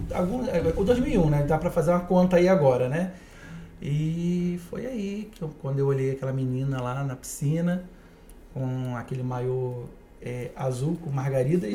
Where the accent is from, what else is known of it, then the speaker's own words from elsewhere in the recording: Itaboraí, Rio de Janeiro, Brazil; moved away as an adult; also born or lived in Niterói / Barra da Tijuca, Rio de Janeiro; Eu sou do condado de Itaboraí